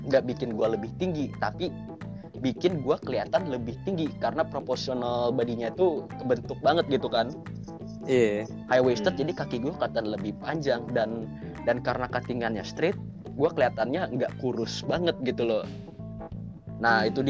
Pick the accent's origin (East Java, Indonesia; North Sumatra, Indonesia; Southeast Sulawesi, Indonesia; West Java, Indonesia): West Java, Indonesia; gue orang Sunda kan jadi ada tradisional baju Sunda gitu